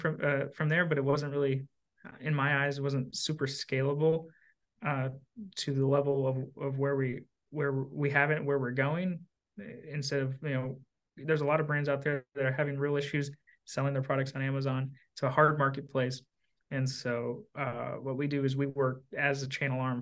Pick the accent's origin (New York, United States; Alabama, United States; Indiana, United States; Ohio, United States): Indiana, United States; Southern; I'm from Southern Indiana, right across the river from Louisville, Kentucky.